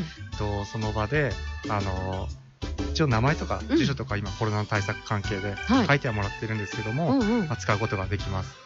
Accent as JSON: {"language": "Japanese", "town": "Kashima", "region": "Ibaraki", "country": "Japan", "tie": "born or raised there", "said": "茨城県ではあるんですけど、あの、鹿島市っていうところが僕出身で、まあ、海の方なんですけど"}